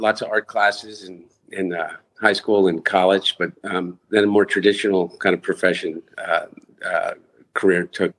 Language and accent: English; United States; I grew up in the Brandywine Valley and spent a lot of time at the Brandywine River Museum